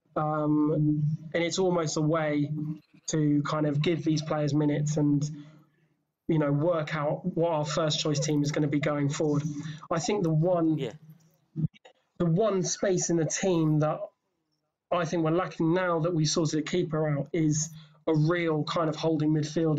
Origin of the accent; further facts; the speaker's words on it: England, United Kingdom; I'm English